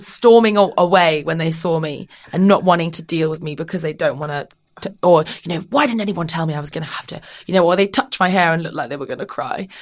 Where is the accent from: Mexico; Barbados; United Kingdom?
United Kingdom; also born or lived in Australia; I'm British